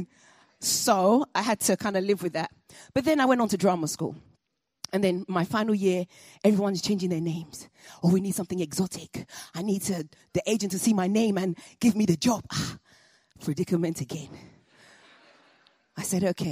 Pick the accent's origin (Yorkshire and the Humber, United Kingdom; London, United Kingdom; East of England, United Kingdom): London, United Kingdom; also born or lived in Nigeria; I was born in London.